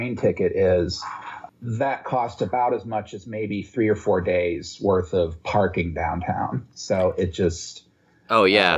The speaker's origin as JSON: {"language": "English", "town": "Chicago", "region": "Illinois", "country": "United States", "moved": "yes", "lives_now": "Cincinnati, United States", "said": "I'm originally from Chicago"}